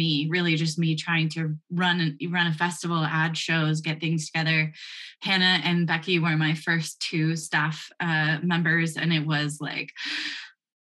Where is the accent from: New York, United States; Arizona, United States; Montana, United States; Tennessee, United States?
Arizona, United States; Flagstaff; Well, so I grew up in Flagstaff, and my two big dreams in life were to be a Shakespearean actor and to live in my hometown of Flagstaff.